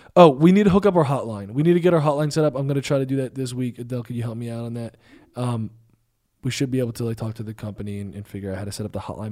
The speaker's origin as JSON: {"language": "English", "region": "New Jersey", "country": "United States", "said": "I'm from Jersey"}